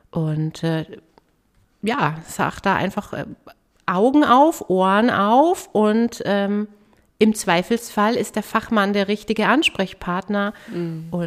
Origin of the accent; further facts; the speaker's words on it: Herzogenaurach, Bavaria, Germany; in meiner Heimatstadt Herzogenaurach.